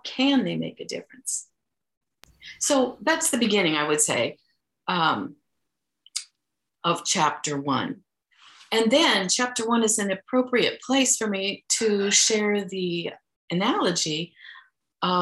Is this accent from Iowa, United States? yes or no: yes; Iowa, United States; we are from Iowa